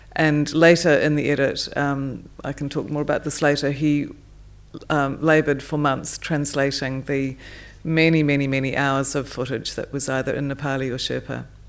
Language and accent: English; New Zealand; I'm a New Zealander and grew up in the shadow of the Ed Hillary, um, story and family